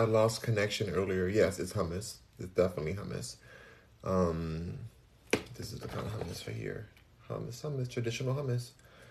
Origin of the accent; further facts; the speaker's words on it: Cincinnati, Ohio, United States; Only because I'm from Cincinnati.